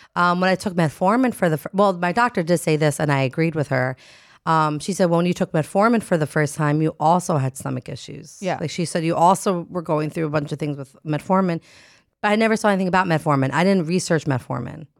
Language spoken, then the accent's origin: English; New Jersey, United States; moved away; am from Jersey